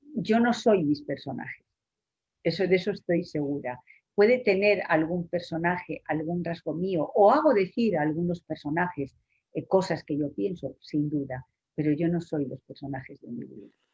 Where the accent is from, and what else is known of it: Spain